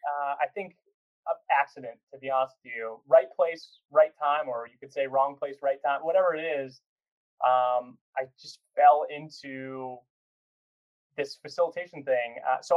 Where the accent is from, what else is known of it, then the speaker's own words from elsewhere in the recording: Virginia Beach, Virginia, United States; born and raised in Virginia Beach, although before that, military family all over the place.